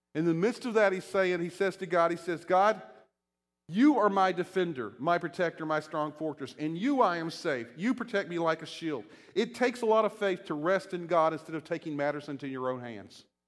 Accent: Shenandoah Valley, Virginia, United States; moved away; I'm from Virginia, and I grew up, uh, you know, in the Shenandoah Valley

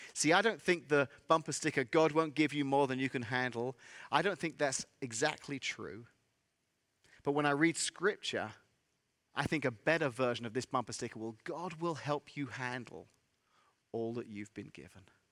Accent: England, United Kingdom; accent: English; moved away as an adult; also born or lived in Central Illinois; now in Illinois, United States; I'm from England, and I moved here, uh, many, many years ago

